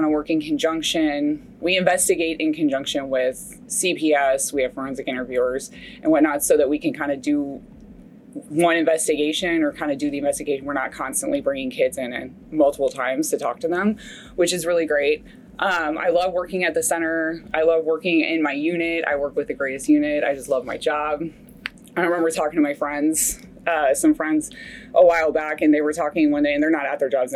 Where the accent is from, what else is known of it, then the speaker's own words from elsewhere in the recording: Fairfax County, Virginia, United States; moved away as an adult; also born or lived in Texas; now in Dallas, United States; I grew up in Virginia, Fairfax County, Virginia